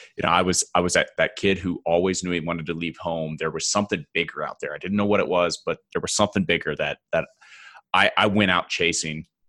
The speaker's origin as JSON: {"language": "English", "region": "Oklahoma", "country": "United States", "tie": "born or raised there", "moved": "yes", "lives_now": "Denver, United States", "said": "I'm originally from Oklahoma, small town, Midwest"}